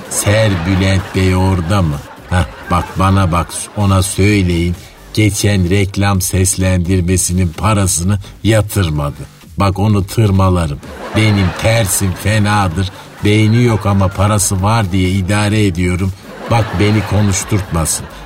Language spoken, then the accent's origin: Turkish; Istanbul, Turkey; Ne demek nerelisin? Buralıyım ayol. Yedi göbek İstanbulluyum. İstanbul neresi? Şehre manetinden.